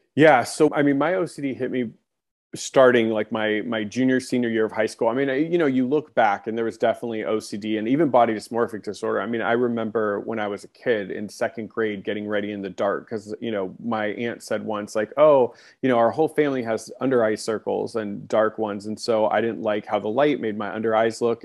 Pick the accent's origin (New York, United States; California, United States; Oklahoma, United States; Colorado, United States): California, United States; Long Beach; now in Orange County, California, United States; I, I grew up in Long Beach, which is a, you know, a, a part of Los Angeles County.